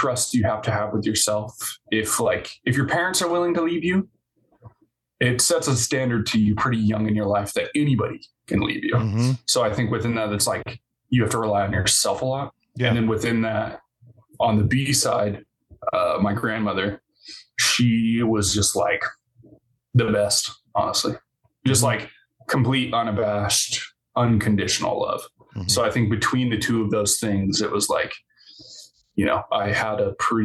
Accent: Rogue River, Oregon, United States; now in Portland, United States; I grew up in Rogue River, Oregon

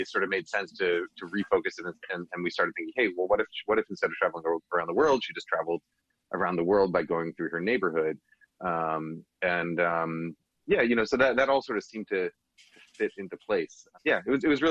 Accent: New York, United States; now in Bay Area, United States; I grew up in New York

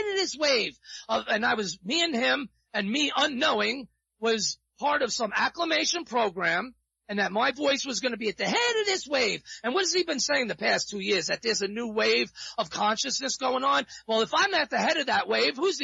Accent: New York, United States; also born or lived in South Florida; now in Central Florida, United States; I was brought up in the New York streets

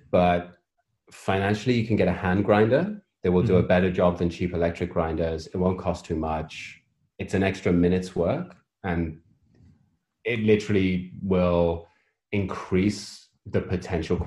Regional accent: United Kingdom; So I'm British. I spend most of my life living in the gray

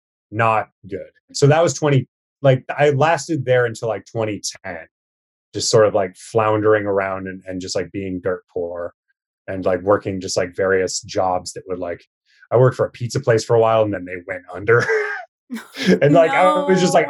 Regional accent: Lincoln, Nebraska, United States; moved away as an adult; also born or lived in San Francisco; now in New York, United States; Spent some time there in my hometown in Nebraska

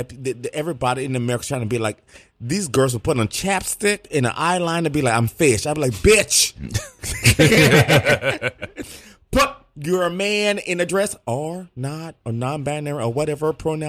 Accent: Midwest, United States; Like I said, I come from the Midwest.

